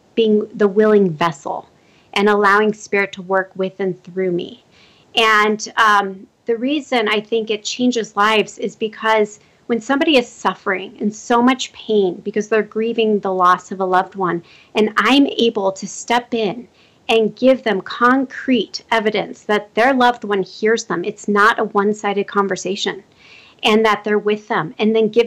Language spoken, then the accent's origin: English; Omaha, Nebraska, United States; now in Colorado, United States; That's my hometown